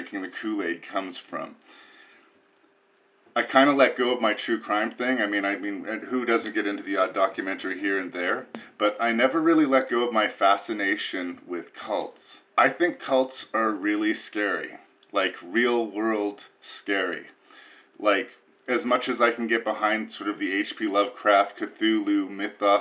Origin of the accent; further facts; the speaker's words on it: Canada; I'm up here in Canada, because I am Canadian